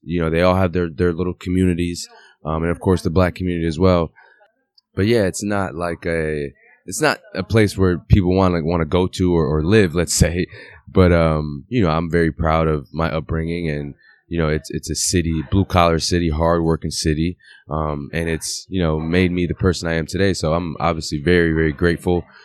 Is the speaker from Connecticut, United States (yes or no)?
yes; Waterbury, Connecticut, United States; moved away as an adult; also born or lived in Europe / Italy / France; I'm from Waterbury. I'm from the same place where you're at. Like, I grew up in the same gym where you're playing at the same age